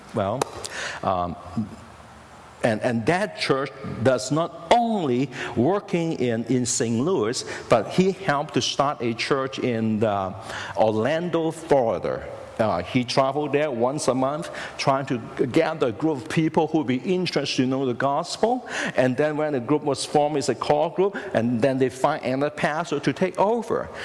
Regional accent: Hong Kong; now in United States; I was born in Hong Kong

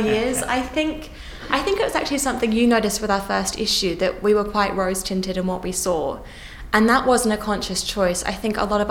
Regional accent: Australia; moved away as an adult; now in London, United Kingdom; growing up in Australia

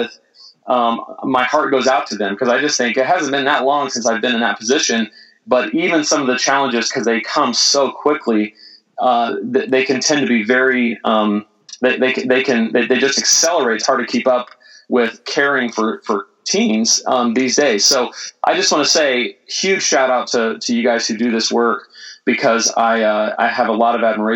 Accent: Mustang, Oklahoma, United States; I grew up in Oklahoma City, a little suburb of Oklahoma City called Mustang, which is just southwest of Oklahoma City.

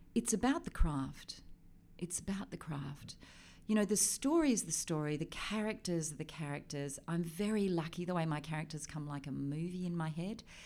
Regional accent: River Derwent, Tasmania, Australia; moved away as an adult; also born or lived in Switzerland / Europe; I grew up on the River Derwent

